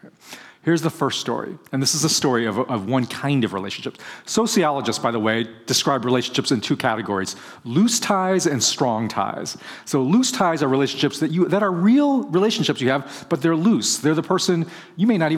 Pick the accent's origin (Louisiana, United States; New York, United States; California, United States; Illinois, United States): California, United States; Bay Area; I'm from the Bay Area